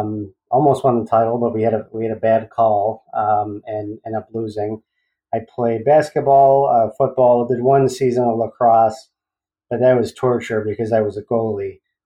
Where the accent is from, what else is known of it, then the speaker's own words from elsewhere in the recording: Buffalo, New York, United States; also born or lived in Marilla, New York / Olean, New York; I am originally from South Buffalo. So I was born in South Buffalo. We lived in the city until I was about 10. And then my parents built a house out in the country, out in Marilla. So I went to school, high school at Iroquois High School.